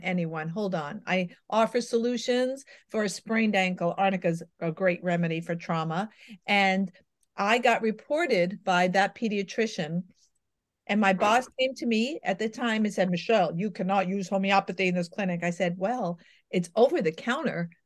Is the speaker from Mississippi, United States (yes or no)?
no; New York, United States; I'm a New Yorker by birth